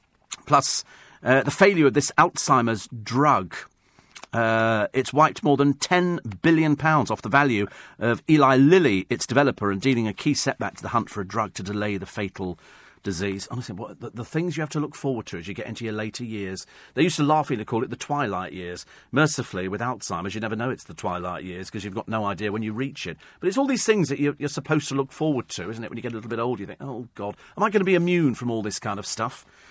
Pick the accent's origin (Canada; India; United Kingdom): United Kingdom; And that's the good thing about being British, isn't it?